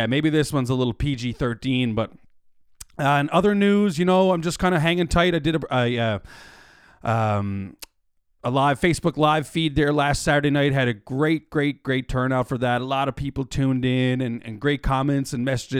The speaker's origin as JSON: {"language": "English", "town": "Mount Pearl", "region": "Newfoundland and Labrador", "country": "Canada", "tie": "born or raised there", "said": "born and raised in Mount Pearl, just like myself"}